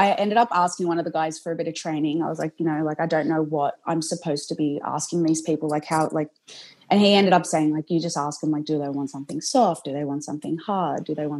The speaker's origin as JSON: {"language": "English", "town": "Sydney", "region": "New South Wales", "country": "Australia", "said": "I'm from Sydney."}